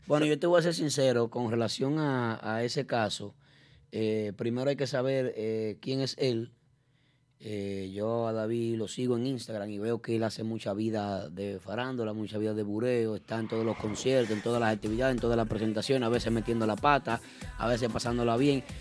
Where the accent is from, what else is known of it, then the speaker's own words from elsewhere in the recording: Dominican Republic; nosotros como dominicanos